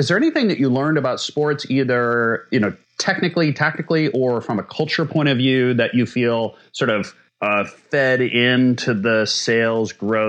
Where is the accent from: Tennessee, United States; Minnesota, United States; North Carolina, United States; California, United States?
Minnesota, United States; I'm from Minnesota.